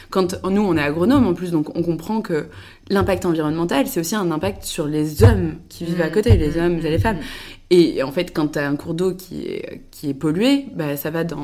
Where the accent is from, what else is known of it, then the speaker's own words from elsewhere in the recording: Le Mans, Pays de la Loire, France; also born or lived in Paris / Angers; Moi, je suis née à Paris, mais non, je suis après partie avec ma famille. On est parti au Mans. Donc j'ai fait une grande partie de mon enfance à au Mans.